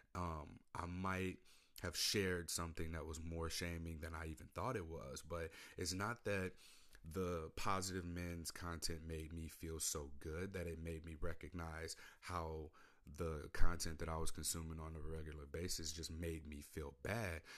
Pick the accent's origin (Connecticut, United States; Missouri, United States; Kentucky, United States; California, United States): Missouri, United States; St. Louis; moved away as an adult; now in Portland, United States; I come from Saint Louis, Missouri.